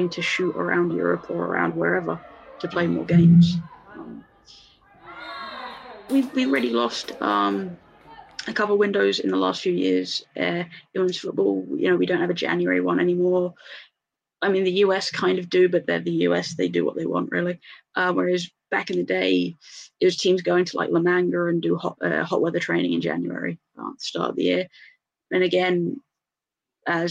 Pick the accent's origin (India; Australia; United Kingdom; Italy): United Kingdom; England; I'm English.